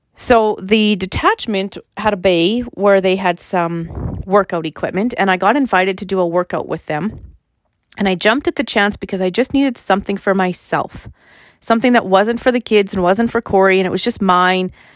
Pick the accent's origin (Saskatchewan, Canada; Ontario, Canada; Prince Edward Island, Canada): Saskatchewan, Canada; Fort Qu'Appelle; So I live in Fort Capel, and I grew up in Fort Capel, and I was actually born in Fort Capel